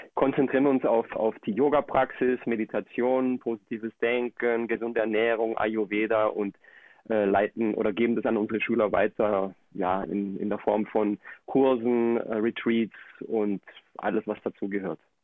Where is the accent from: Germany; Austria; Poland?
Germany; moved away as an adult; also born or lived in Colombia; now in Akumal, Mexico; ich bin in Deutschland aufgewachsen, lebe jetzt aber zurzeit in Mexiko.